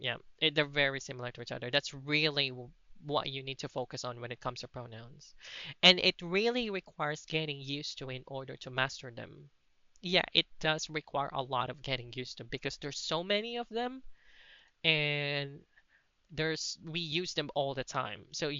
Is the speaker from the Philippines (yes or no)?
yes; Philippines; first language Cebuano; English is a second language; Cebuano is my native language.